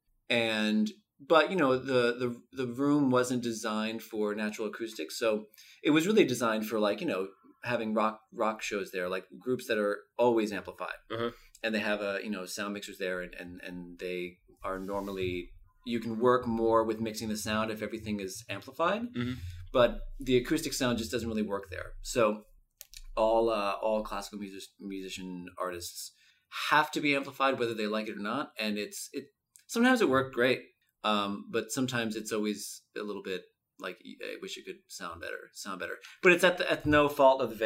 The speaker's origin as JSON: {"language": "English", "town": "Wallkill", "region": "New York", "country": "United States", "tie": "born or raised there", "lives_now": "New York City, United States", "said": "I grew up in the Hudson Valley, a small town called Walk Hill"}